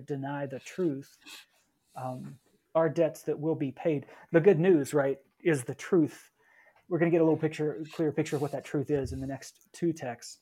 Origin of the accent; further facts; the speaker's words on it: the Bible Belt, United States; growing up in the Bible Belt